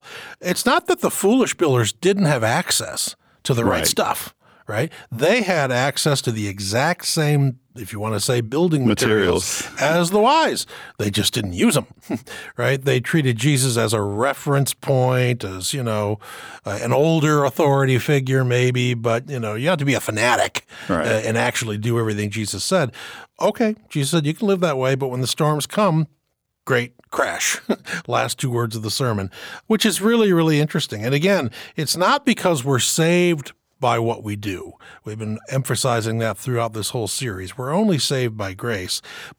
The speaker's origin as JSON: {"language": "English", "town": "Ada", "region": "Michigan", "country": "United States", "tie": "born or raised there", "said": "growing up in Ada, Michigan"}